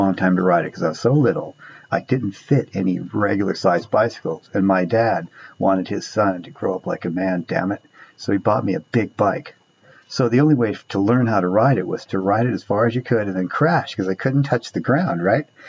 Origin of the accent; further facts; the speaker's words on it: Orange County, California, United States; So I grew up in Orange County